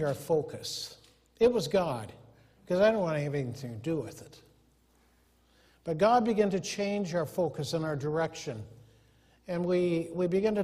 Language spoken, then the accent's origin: English; Humboldt, Iowa, United States; moved away as an adult; also born or lived in Anchorage, Alaska / Algona, Iowa; we grew up in Humboldt